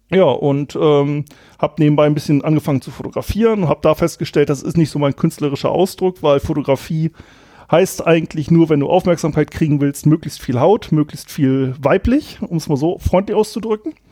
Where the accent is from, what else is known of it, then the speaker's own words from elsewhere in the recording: Germany; ich komme aus dem Anfang des Weserberglands und da ist es ähm, so gewesen, kleines Dorf, bisschen konservativ.